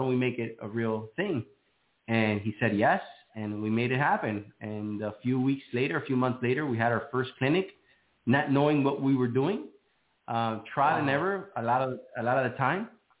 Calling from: Miami, Florida, United States; I am located in sunny Miami, Florida.

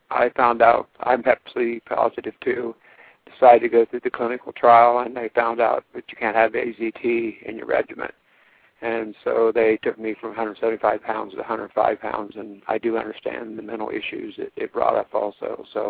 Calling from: Ohio, United States; I'm calling from Ohio.

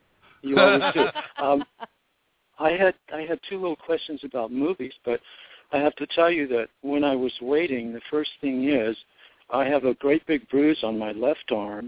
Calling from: Los Angeles, California, United States; It's … in Los Angeles.

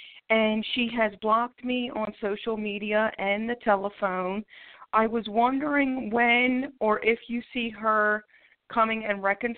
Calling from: Philadelphia, Pennsylvania, United States; calling from Philadelphia, PA.

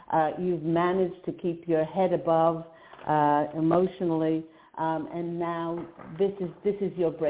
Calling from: Virginia, United States; I'm calling from Virginia.

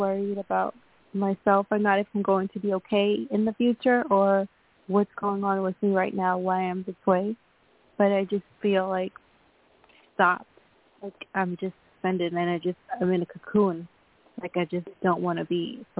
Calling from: Long Island, New York, United States; I'm calling from Long Island, New York. My birthday is September the 3rd.

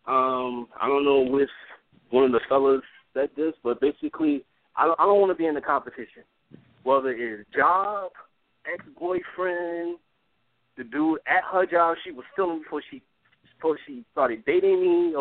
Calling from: New York City, New York, United States; I'm calling from Brooklyn, New York

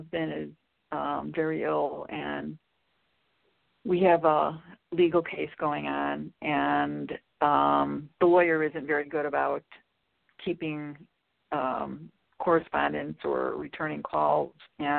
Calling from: Chicago, Illinois, United States

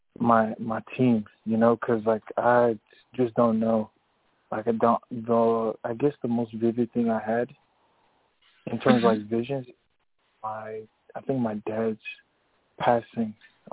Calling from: Atlanta, Georgia, United States; I'm calling from Atlanta, Georgia

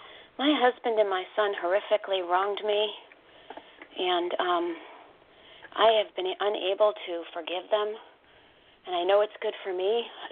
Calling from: Connecticut, United States; I'm calling from Connecticut.

